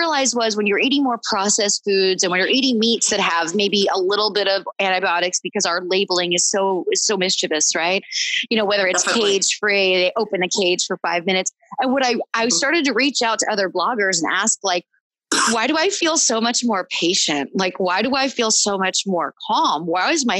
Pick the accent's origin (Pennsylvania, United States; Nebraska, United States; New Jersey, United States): Pennsylvania, United States; moved away; growing up in Pennsylvania, you know, we took in a deer every year